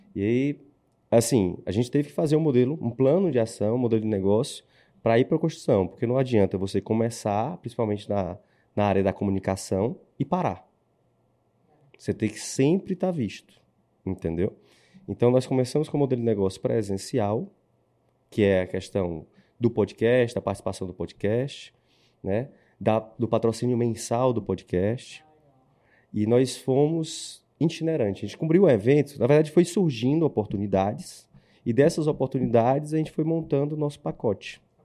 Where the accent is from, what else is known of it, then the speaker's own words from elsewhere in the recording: Ceará, Brazil; Eu sou cearense